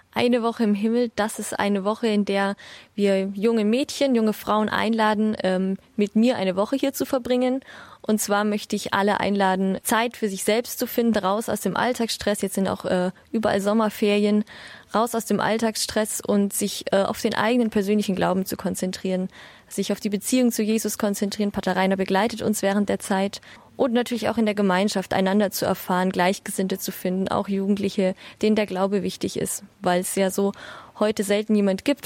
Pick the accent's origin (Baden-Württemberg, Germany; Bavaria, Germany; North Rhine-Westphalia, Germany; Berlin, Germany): Bavaria, Germany; Ich komme aus Bayern